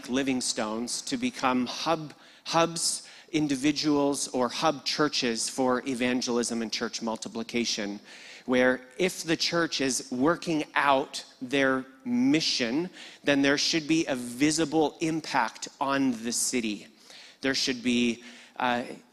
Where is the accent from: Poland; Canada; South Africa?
Canada; Red Deer, Alberta; moved away as an adult; now in Sydney, Australia; I was born in Red Deer